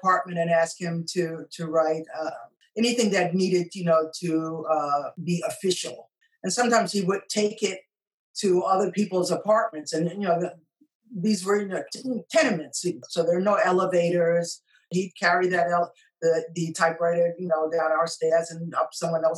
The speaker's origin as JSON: {"language": "English", "town": "New York City", "region": "New York", "country": "United States", "tie": "born or raised there", "moved": "as an adult", "lives_now": "Japan", "said": "I'm from New York City. I grew up in Washington Heights, which is uptown in Manhattan"}